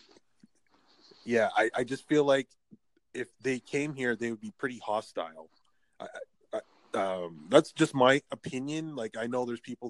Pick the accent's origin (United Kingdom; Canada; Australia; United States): Canada; I'm in Canada. I am in Canada. I am from Canada.